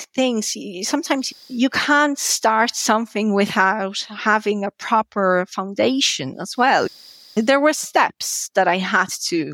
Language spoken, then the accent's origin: English; Poland; first language Polish; English is a second language; moved away as an adult; also born or lived in Georgia; now in Ireland